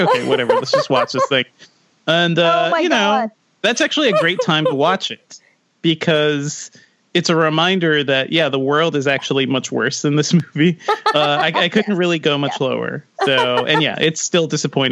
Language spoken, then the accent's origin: English; Connecticut, United States; also born or lived in Guyana; I grew up in Connecticut